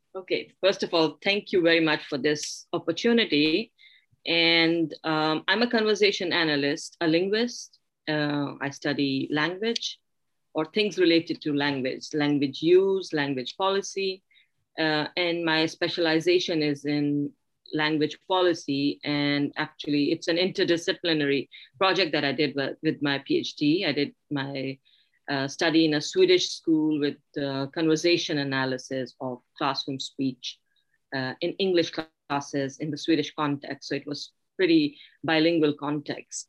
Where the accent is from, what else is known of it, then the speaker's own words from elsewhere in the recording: Pakistan; now in Sweden; coming from a, a pakistani background